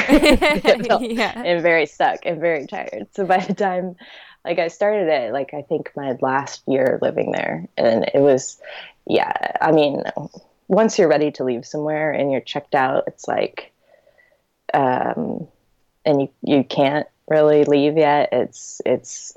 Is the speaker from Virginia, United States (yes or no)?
yes; Richmond, Virginia, United States; also born or lived in Fayetteville, Arkansas / Lynchburg, Virginia; I'm from Richmond, Virginia, and I live in Richmond, Virginia currently